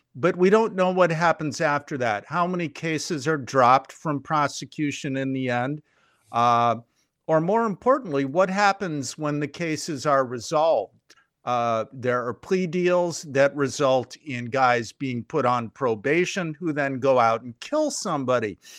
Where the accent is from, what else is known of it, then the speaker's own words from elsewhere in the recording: Chicago, Illinois, United States; I grew up in Chicago. I moved here as a six-year-old kid in nineteen sixty-four